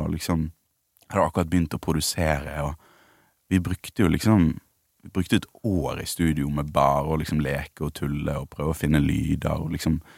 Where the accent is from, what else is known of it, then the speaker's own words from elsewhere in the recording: Bergen, Vestland, Norway; Jeg er fra Bergen. Ja. Det er vanskelig å skjule